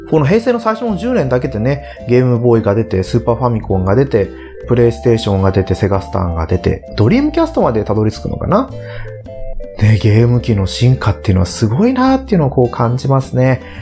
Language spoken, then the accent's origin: Japanese; Unzen, Nagasaki, Japan; now in Chiba, Japan; うちの実家、ね、えー、今は合併されて雲仙市っていう風になってるんですけど、雲仙市の入り口から1キロ、2キロぐらいしか離れてないのかな